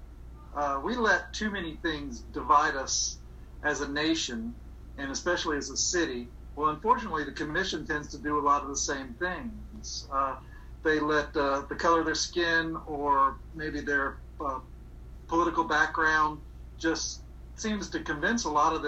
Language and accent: English; Augusta, Georgia, United States; I'm from Augusta. I've been here my entire life